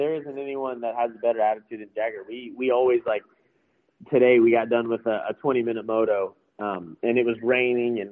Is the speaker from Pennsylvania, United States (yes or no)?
no; South Texas, United States; Growing up in South Texas